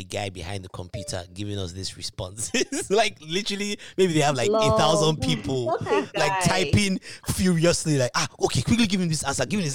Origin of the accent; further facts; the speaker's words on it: Nigeria; me as a Nigerian